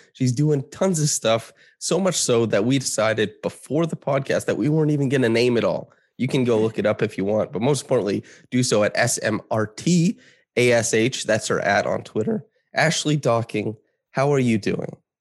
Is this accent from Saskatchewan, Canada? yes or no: yes; Saskatchewan, Canada; moved away; I grew up in small town Saskatchewan